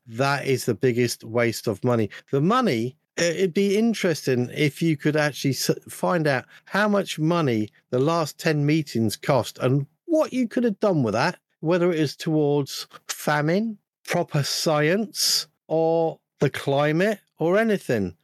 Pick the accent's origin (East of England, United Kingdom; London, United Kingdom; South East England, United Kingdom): London, United Kingdom; when I was growing up in London for a period of time, I was in uh, a rather large borough called Wandsworth